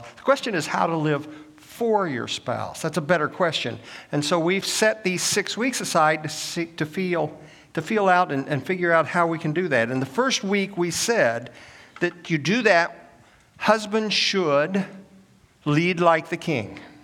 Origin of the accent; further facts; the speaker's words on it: Illinois, United States; moved away as an adult; also born or lived in Oklahoma; now in Augusta, United States; I'm a northern boy. I was born and raised in Illinois